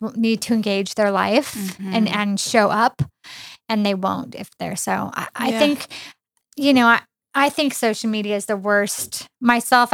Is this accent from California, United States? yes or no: yes; Mammoth Lakes, California, United States; now in Riverside, United States; I grew up in Mammoth. It's like a 6-hour drive to here. My grandparents lived here in Riverside where we currently live.